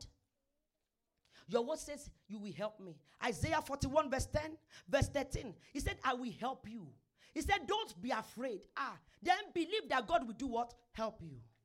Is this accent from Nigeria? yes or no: yes; Nigeria; now in Canada; In Nigeria, my sweet country